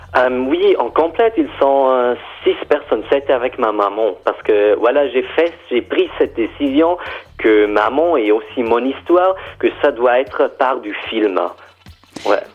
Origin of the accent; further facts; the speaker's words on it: German-speaking Switzerland, Switzerland; French is a second language; je suis Suisse allemand